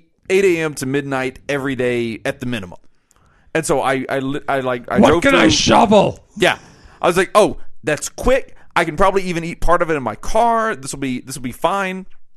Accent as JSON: {"language": "English", "region": "Louisiana", "country": "United States", "said": "I am from Louisiana."}